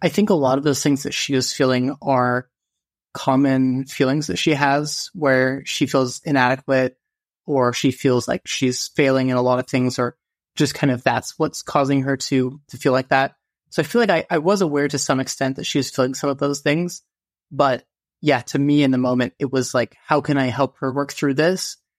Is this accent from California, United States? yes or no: no; Utah, United States; moved away as an adult; now in South Carolina, United States; I am from Utah. I love outdoors. I spent a lot of my childhood and growing up just outdoors